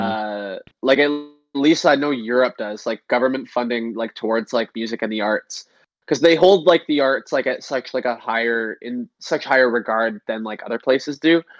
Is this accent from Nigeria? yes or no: no; Canada; in Canada, our gas stations are not as cool as American gas stations